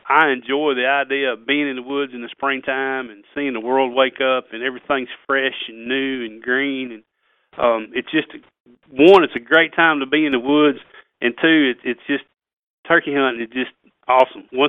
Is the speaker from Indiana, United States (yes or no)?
no; Missouri, United States; also born or lived in Tennessee / Kentucky; growing up in South Missouri, Tennessee, Kentucky, kind of grew up regionally.